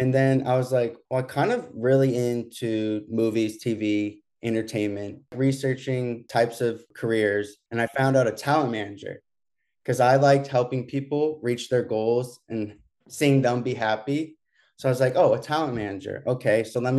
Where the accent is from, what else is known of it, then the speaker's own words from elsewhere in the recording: Berkeley, California, United States; born there; I was born in Berkeley, California.